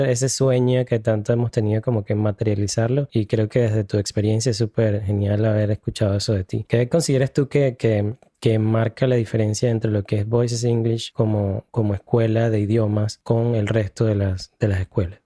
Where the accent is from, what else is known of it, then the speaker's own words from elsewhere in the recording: Venezuela; now in United States; Yo en Venezuela estudié en un colegio privado